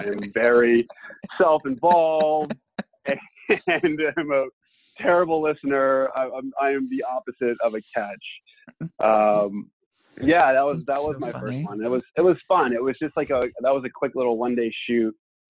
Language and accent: English; Texas, United States; So I grew up in Texas